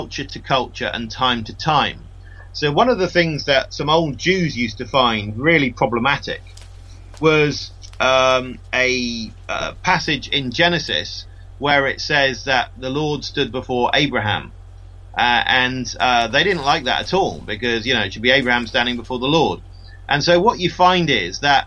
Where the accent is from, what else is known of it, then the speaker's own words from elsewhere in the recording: United Kingdom; I'm a Brit